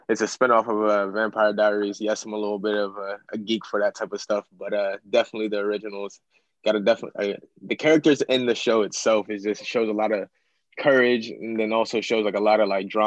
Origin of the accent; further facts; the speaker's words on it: Apollo, Pennsylvania, United States; So I grew up kind of just moving around, but it's allowed me to adapt. So I say my hometown's Apollo, PA. Um, where my mom was born and raised.